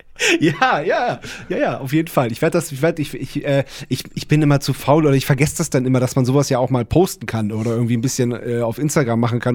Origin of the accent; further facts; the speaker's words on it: Wendland, Lower Saxony, Germany; wir kommen aus dem Wendland